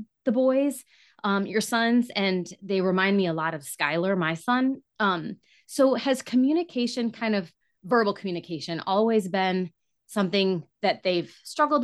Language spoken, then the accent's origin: English; Michigan, United States; I'm from Michigan